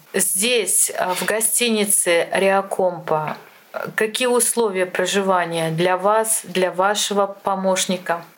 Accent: Ulyanovsk Oblast, Russia; Лена и я родились в Ульяновской области

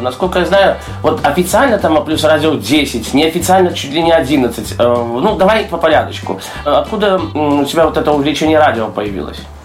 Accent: Belarus; с Беларуси

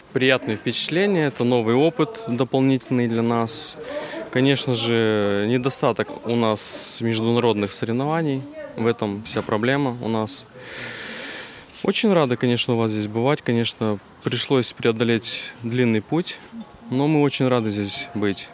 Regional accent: Luhansk, Luhansk Oblast, Ukraine; я из Луганска

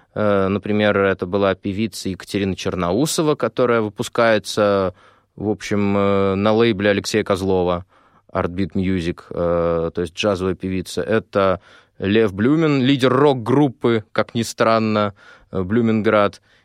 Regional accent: Moscow, Russia; а я живу много в Москве. Ну, собственно, я москвич.

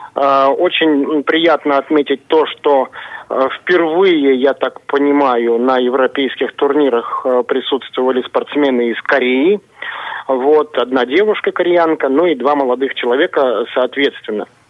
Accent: Kazakhstan; moved away; Казахстан является ну, родной для меня республикой

